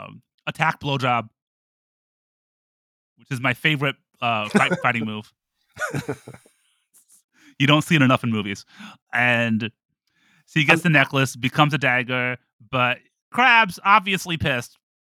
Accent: Toledo, Ohio, United States; Toledo, Ohio.

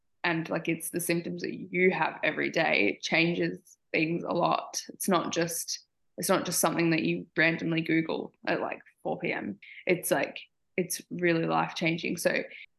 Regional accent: Australia; I'm from Australia.

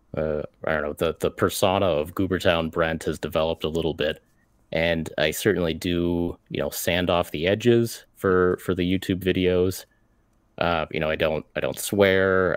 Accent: United States; an American mini painter

